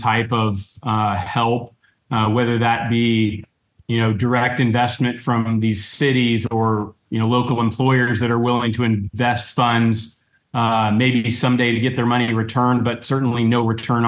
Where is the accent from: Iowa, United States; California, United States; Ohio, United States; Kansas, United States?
Kansas, United States; Salina; also born or lived in Johnson County, Kansas; while I do live in Johnson County, I grew up in Salina